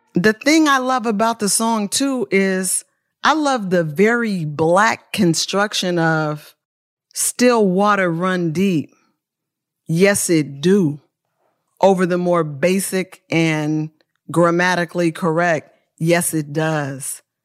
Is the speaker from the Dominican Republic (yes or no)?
no; Oakland, California, United States; I was born in Oakland, California